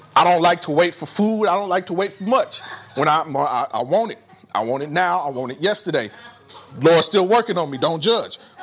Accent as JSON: {"language": "English", "town": "Indianapolis", "region": "Indiana", "country": "United States", "tie": "born or raised there", "said": "growing up in Indianapolis"}